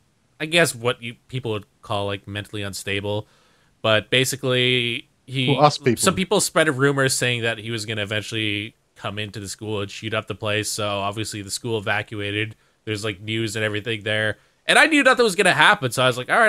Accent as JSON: {"language": "English", "country": "Canada", "said": "as a Canadian"}